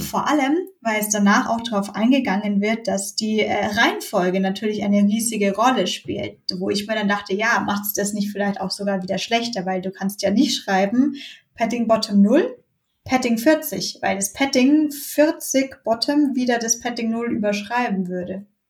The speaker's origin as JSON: {"language": "German", "town": "Bayreuth", "region": "Bavaria", "country": "Germany", "also_born_or_lived": "Munich", "moved": "as an adult", "said": "das hat es halt in Bayreuth gegeben, wo ich herkomme"}